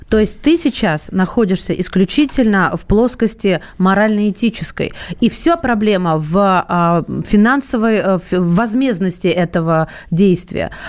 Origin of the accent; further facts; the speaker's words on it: Central Black Earth Region, Russia; accent: Chernozem dialect; now in Moscow, Russia; как он говорят у меня на родине, в Москве так, наверное, не говорят, «баговал». Я не знаю такого словечка. Я тебя научусь нашему, нашему черноземному диалекту.